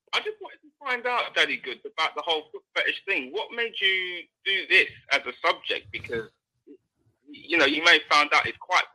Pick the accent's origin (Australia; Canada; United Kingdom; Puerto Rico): United Kingdom; London; I messaged you earlier. I'm from London.